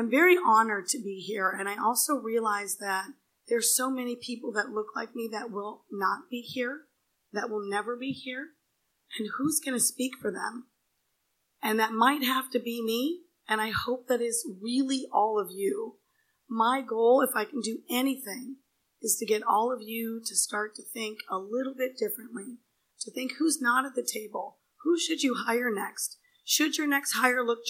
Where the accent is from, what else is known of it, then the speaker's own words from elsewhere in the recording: India; moved away; I was born in India in a village, like a little tiny, teeny village